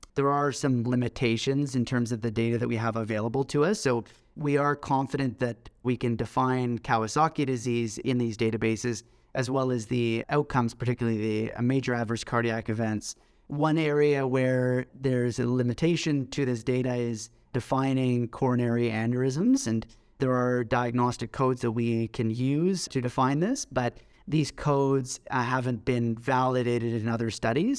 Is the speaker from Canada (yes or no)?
yes; Toronto, Ontario, Canada; also born or lived in Scotland / Manchester, England / Hamilton, Ontario; I grew up in Toronto, in Canada, and after I finished high school here, I moved to the U K